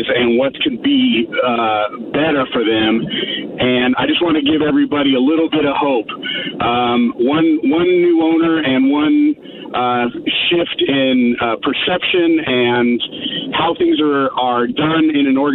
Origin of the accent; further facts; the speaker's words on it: Phoenix, Arizona, United States; now in Falls Church, United States; I'm originally from Phoenix, was born and raised